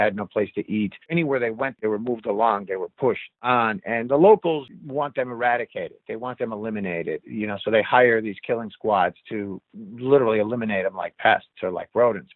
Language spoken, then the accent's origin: English; United States; me being the American